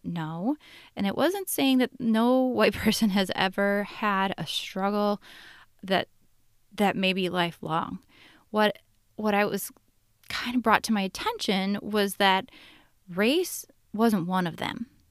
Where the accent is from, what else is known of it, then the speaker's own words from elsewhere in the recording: Minneapolis, Minnesota, United States; my hometown, my cities, the Twin Cities